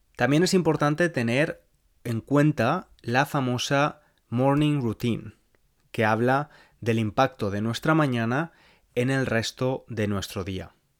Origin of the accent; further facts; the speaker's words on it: Spain; accent: Spanish; my Spanish accent